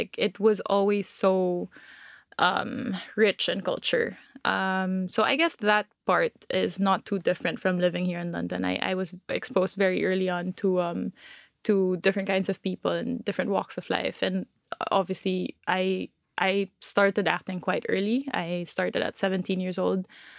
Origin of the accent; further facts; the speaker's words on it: Philippines; born there; also born or lived in Hong Kong; So I was born in the Philippines, but in my early years, wow, I'm speaking like I'm 8 years old.